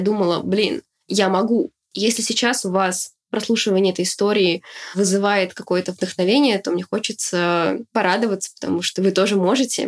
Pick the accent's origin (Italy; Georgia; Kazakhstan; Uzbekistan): Uzbekistan; now in Ryazan, Russia; я родилась в Узбекистане, я росла в неполной семье